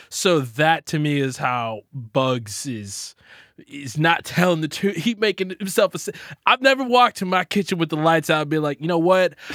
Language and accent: English; Texas, United States; I'm from Texas